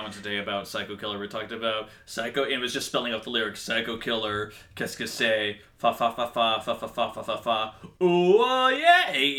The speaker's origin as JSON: {"language": "English", "country": "United Kingdom", "said": "Listen, I'm British. I don't know numbers."}